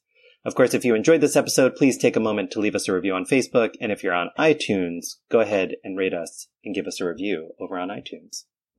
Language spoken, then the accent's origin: English; New York, United States; accent: New York; used to have a New York accent and lost it. And so I was like, I used to talk like this because I came from New York and that's how you talk.